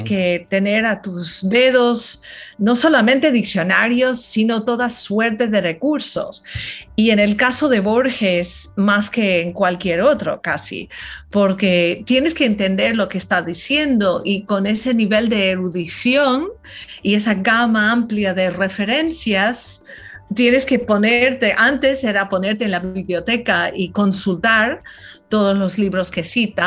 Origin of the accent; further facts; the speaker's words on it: California, United States; Spanish is a second language; moved away as an adult; also born or lived in Philippines; now in New York, United States; soy de California, pero crecí, pasé cinco años de mi niñez, cuando era muy jovencita, en Islas Filipinas, porque mis papás fueron misioneros